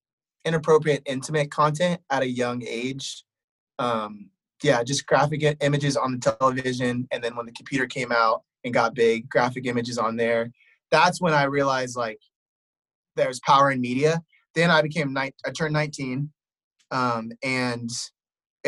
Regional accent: Wheaton, Illinois, United States; I grew up on Wheaton College campus.

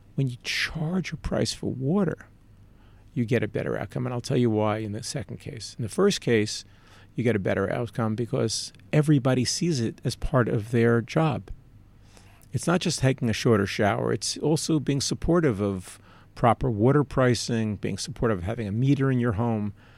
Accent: New York, United States; Growing up in New York

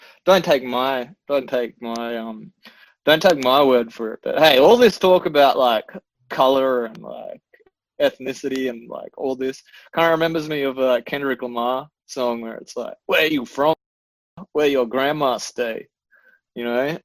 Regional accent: New South Wales, Australia; I grew up in small country towns in New South Wales

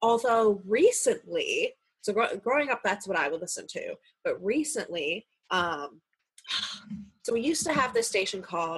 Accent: New Jersey, United States; I'm from New Jersey, so I get the New York radio stations.

